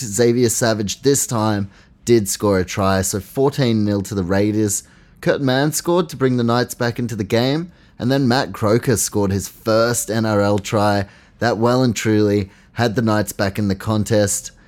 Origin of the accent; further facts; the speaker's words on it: New Zealand; as a Kiwi